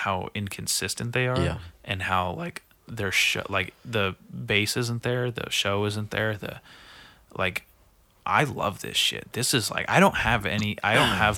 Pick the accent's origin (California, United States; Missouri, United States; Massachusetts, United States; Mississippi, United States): California, United States; Nipomo; I grew up in Napomo and those are all my old friends